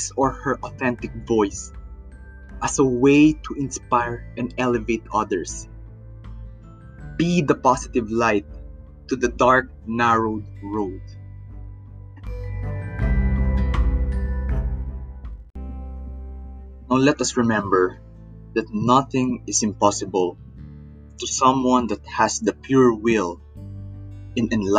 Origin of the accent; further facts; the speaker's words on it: Philippines; I am from the Philippines